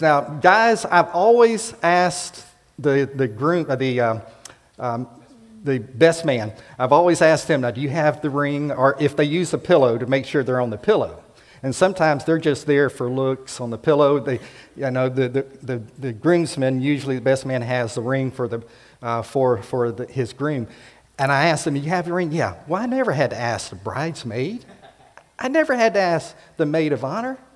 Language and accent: English; South Florida, United States; moved away; I grew up in South Florida, Central Florida